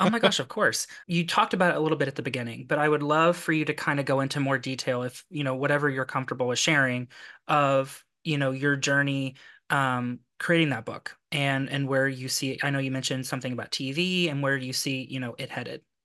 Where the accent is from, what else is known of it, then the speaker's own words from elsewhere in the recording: Lexington, Kentucky, United States; I'm from Kentucky